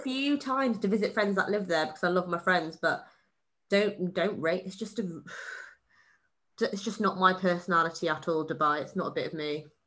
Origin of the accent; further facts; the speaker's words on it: Wales, United Kingdom; I was born in Wales, so England counts as a foreign country in my eyes